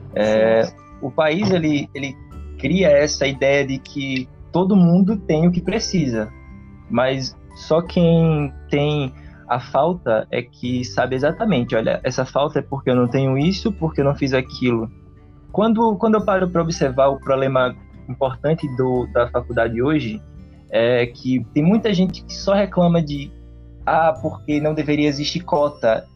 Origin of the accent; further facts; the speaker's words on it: Northeast Region, Brazil; accent: nordestino; o nosso sotaque